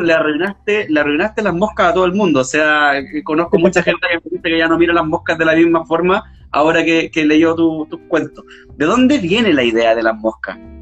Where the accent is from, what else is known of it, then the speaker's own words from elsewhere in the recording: Cerro Moreno, Antofagasta, Chile; yo crecí en Cerro Moreno, viví en Cerro Moreno también muchos años